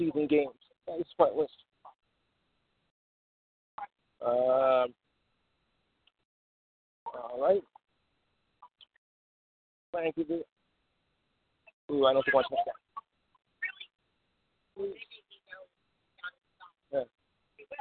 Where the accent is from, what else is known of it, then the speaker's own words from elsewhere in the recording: New Jersey, United States; my home state of New Jersey, and proud of it